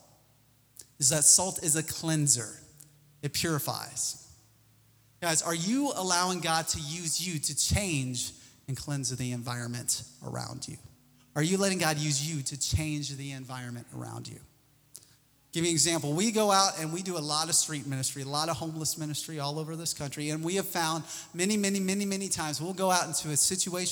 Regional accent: Missouri, United States; I'm from Missouri.

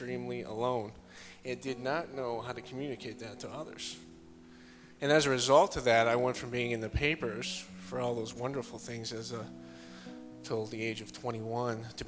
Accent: Rotterdam, New York, United States; moved away; I'm from originally from Schenectady, New York, right outside of Albany, a small town called Rotterdam

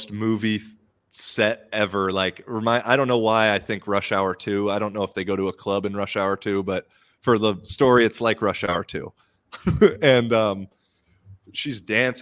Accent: United States; now in Finland; I'm American, but I have Irish citizenship. I live in Finland

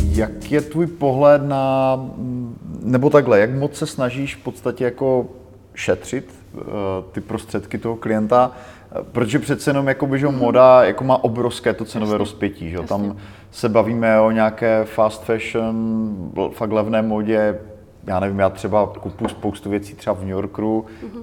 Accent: Czechia; my jako Češi

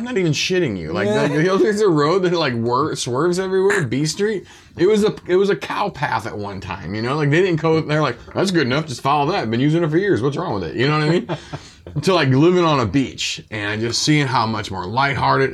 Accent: Belleville, Illinois, United States; born or raised there

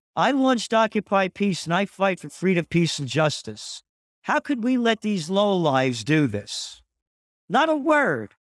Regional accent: United States; I'm an American, a true American spirit

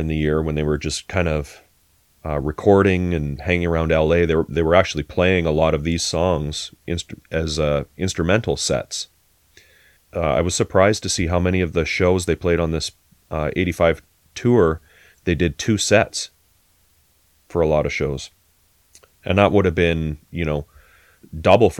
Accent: Canada; we're Canadian

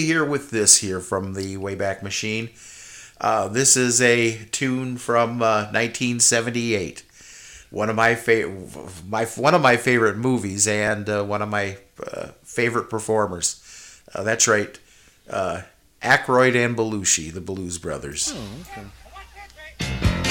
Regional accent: Kansas City, United States; now in Eagan, United States; I was born in Kansas City

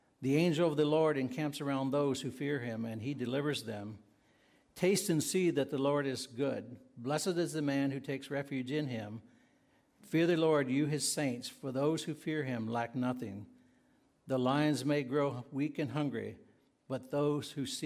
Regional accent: Virginia, United States; moved away; as a young boy growing up in Virginia, I attended Bethel Mennonite Church

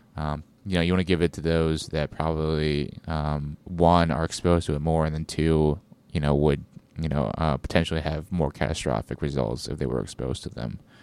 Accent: United States; being an American

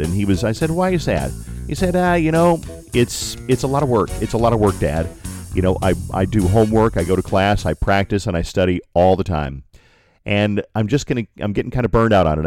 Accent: Colorado Springs, Colorado, United States; Colorado Springs, my hometown

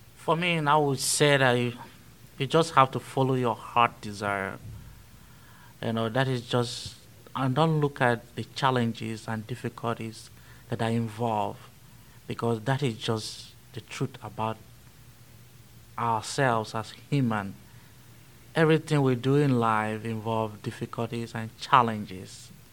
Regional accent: Benue, Nigeria; moved away as an adult; I was born in a little town called Kasnaala in Benue State, in central Nigeria

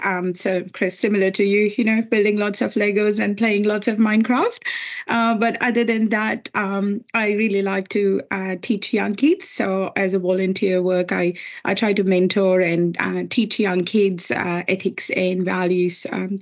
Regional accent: India; now in Australia; I'm also from India. I've been in Australia for past 15 years

